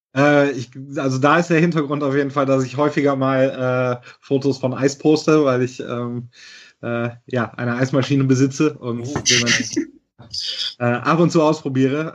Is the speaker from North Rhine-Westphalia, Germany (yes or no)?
yes; near Cologne, North Rhine-Westphalia, Germany; ich bin tatsächlich äh, in, im Kölschgürtel geboren bei Köln mhm. ähm, und dort aufgewachsen.